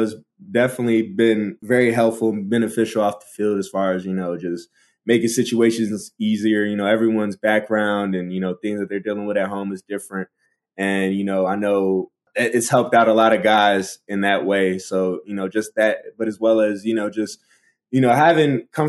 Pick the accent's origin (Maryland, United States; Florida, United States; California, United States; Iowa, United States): Maryland, United States; Baltimore; accent: Baltimore; my Baltimore accent is like really gone, so I don't really sound like a Baltimorean